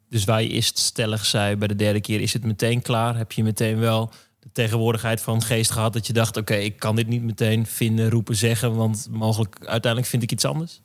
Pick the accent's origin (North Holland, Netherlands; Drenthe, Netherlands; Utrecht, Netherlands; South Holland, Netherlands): Drenthe, Netherlands; ik kom uit Drenthe